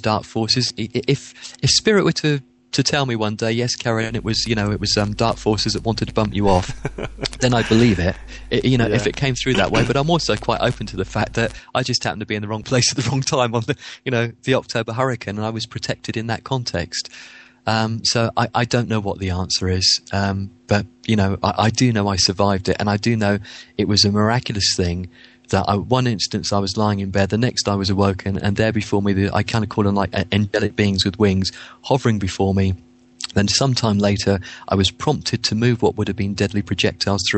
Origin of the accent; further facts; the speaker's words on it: Winchester, South East England, United Kingdom; also born or lived in Yeovil; now in Bournemouth, United Kingdom; I grew up in Winchester.